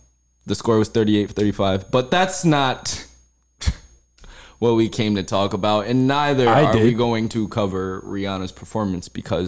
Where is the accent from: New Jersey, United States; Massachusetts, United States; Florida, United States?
New Jersey, United States; I hail from New Jersey